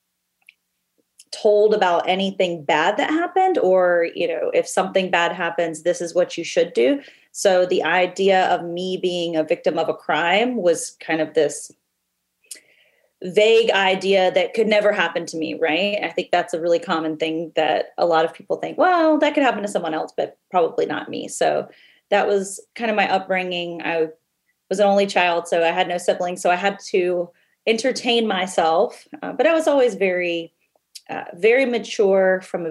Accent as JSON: {"language": "English", "town": "Lexington", "region": "South Carolina", "country": "United States", "tie": "born or raised there", "said": "I was raised in Lexington, South Carolina"}